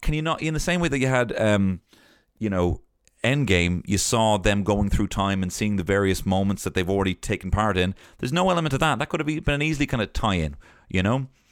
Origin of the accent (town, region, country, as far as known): Ireland; born or raised there